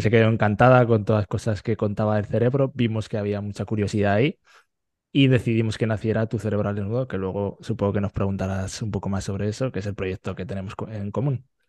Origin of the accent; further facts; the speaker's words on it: Fuentes de Ebro, Aragon, Spain; moved away as an adult; now in Netherlands; soy de Fuentes de Ebro, que es un pueblo a la vez Zaragoza